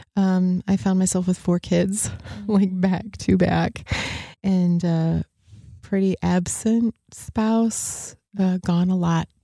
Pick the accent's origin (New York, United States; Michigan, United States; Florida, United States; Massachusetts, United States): Michigan, United States; the other side of; now in Grand Rapids, United States; I was born on the other side of the state.